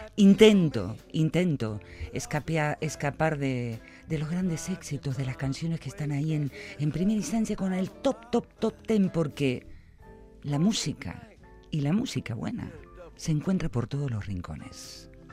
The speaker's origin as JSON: {"language": "Spanish", "region": "Buenos Aires", "country": "Argentina", "moved": "yes", "lives_now": "Vitoria, Spain", "said": "Yo ya me siento mitad porteña y mitad vitoriana"}